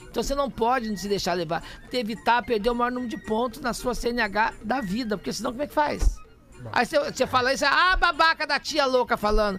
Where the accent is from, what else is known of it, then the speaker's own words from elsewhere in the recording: Minas Gerais, Brazil; moved away as an adult; also born or lived in Pouso Alegre; now in São Paulo, Brazil; Quando eu saí de Minas Gerais